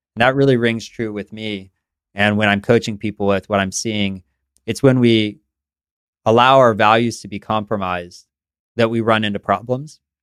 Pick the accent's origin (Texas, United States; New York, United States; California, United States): California, United States; San Francisco; also born or lived in East Coast; I grew up in San Francisco